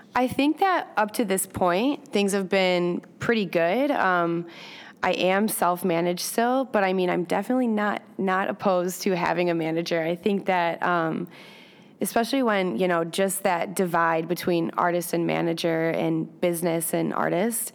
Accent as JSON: {"language": "English", "region": "Michigan", "country": "United States", "moved": "yes", "lives_now": "Chicago, United States", "said": "I'm originally from Michigan."}